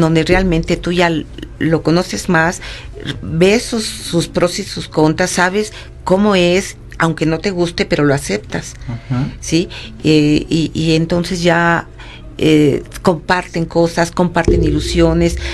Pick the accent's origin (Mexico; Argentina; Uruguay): Mexico; Mexico City; moved away as an adult; now in San Luis Potosí, Mexico; soy originaria del Distrito Federal